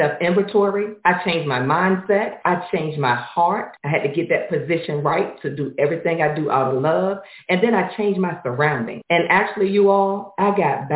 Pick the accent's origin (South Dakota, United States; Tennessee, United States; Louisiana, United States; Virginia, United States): Virginia, United States; Norfolk; now in Atlanta, United States; I am from Norfolk, Virginia, but now I live in Atlanta, Georgia